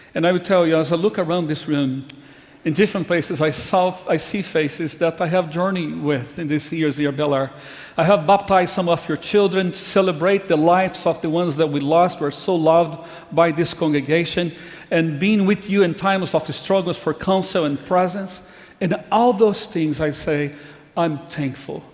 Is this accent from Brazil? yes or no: yes; Brazil; moved away as an adult; I grew up in Brazil.